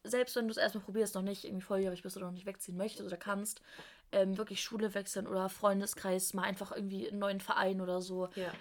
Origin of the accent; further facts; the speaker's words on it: Germany; moved away as an adult; now in Stuttgart, Germany; ich bin von der Nähe von Hamburg nach Stuttgart zum Studieren gezogen